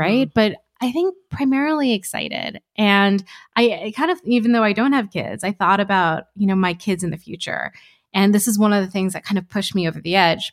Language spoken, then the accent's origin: English; New Jersey, United States; also born or lived in Alabama / Iowa; We grew up in New Jersey. Uh, it was, it was actually Alabama, Iowa, then New Jersey